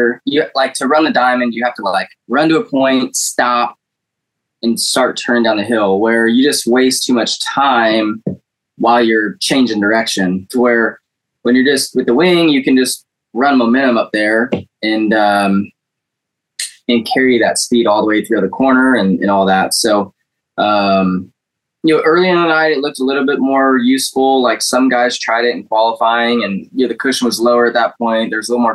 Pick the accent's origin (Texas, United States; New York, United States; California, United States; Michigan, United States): California, United States; when I grew up in California